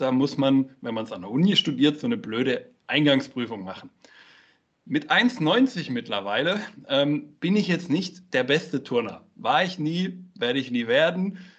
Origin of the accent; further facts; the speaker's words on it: Karlsruhe, Baden-Württemberg, Germany; moved away as an adult; also born or lived in Munich; von München aus wieder zurück in meine Heimat nach Karlsruhe bin